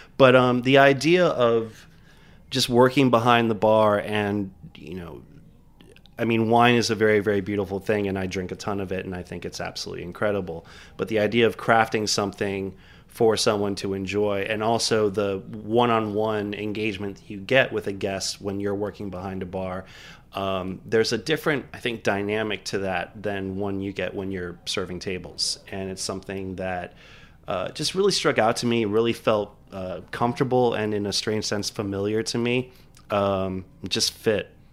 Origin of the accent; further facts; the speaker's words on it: Miami, Florida, United States; now in New York, United States; I grew up in Miami